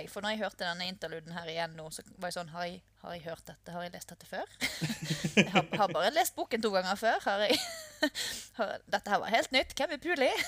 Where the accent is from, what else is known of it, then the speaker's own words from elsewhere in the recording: Norway; Vi er jo nordmenn